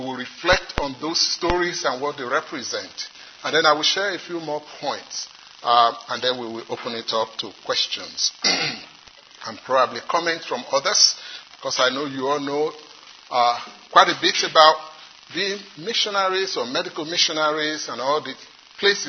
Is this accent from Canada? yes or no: no; Nigeria; accent: Nigerian; now in South Carolina, United States; In the part of the world where I come from, some of you may have been able to guess already, I come from Nigeria, although I live in South Carolina now.